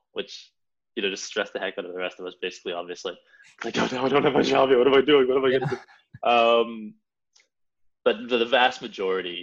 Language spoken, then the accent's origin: English; Edmonton, Alberta, Canada; moved away as an adult; also born or lived in London; I'm from Edmonton, Canada